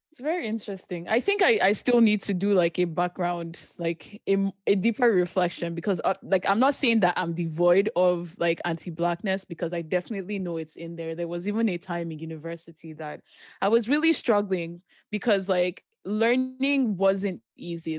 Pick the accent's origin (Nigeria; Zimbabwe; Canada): Nigeria; Ogun State; moved away; I grew up primarily in Nigeria